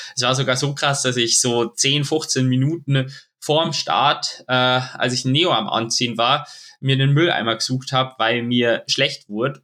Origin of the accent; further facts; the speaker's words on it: Munich, Bavaria, Germany; es ist einfach meine Heimat